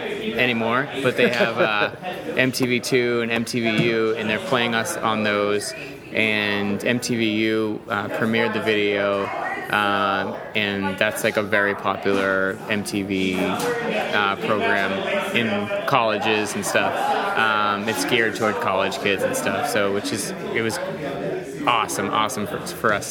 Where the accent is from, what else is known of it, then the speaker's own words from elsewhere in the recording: Boston, Massachusetts, United States; that gave me and a lot of Bostonians a certain spirit